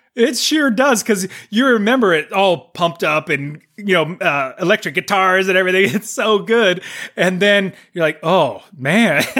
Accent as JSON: {"language": "English", "country": "United States", "said": "We were from America"}